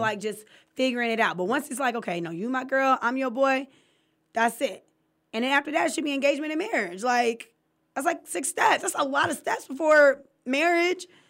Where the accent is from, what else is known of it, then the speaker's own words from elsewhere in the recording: California, United States; I'm from California